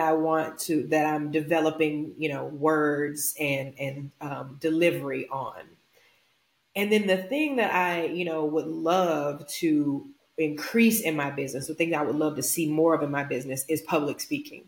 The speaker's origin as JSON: {"language": "English", "region": "Louisiana", "country": "United States", "tie": "born or raised there", "said": "I'm from Louisiana"}